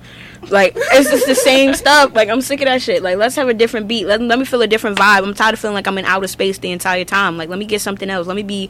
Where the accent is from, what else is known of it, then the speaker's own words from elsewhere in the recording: New Hampshire, United States; You feel me? I'm from New Hampshire.